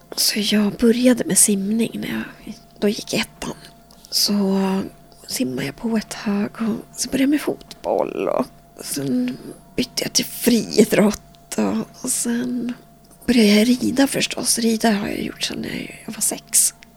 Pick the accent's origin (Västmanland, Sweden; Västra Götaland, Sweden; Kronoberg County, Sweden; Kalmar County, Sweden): Västmanland, Sweden; Västerås; Jag är född och uppvuxen här i Västerås